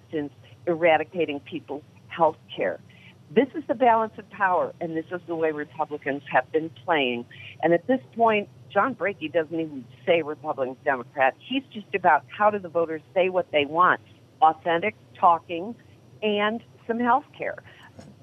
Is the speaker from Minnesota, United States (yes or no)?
no; Rochester, New York, United States; now in California, United States; I'm in California, and I was born in Rochester, New York